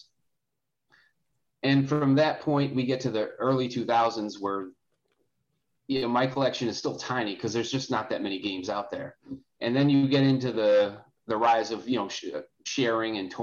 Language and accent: English; Clinton Township, Michigan, United States; also born or lived in Grosse Pointe, Michigan; I grew up in Clinton Township